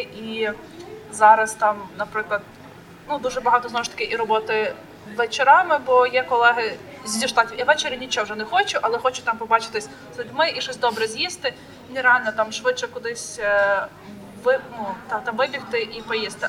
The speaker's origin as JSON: {"language": "Ukrainian", "town": "Khmelnytskyi", "region": "Khmelnytskyi Oblast", "country": "Ukraine", "said": "Я з Хмельницького"}